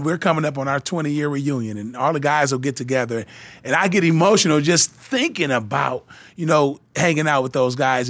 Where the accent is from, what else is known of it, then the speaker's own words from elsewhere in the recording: Flint, Michigan, United States; I grew up in Flint, Michigan